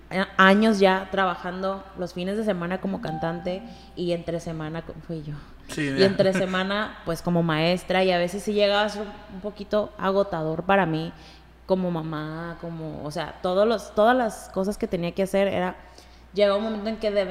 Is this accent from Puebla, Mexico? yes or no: yes; Puebla, Mexico; pues yo soy de Puebla y pues...